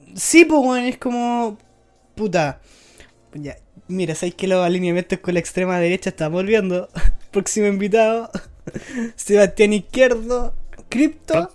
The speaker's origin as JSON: {"language": "Spanish", "town": "Curicó", "region": "Maule", "country": "Chile", "said": "yo soy de Curicó"}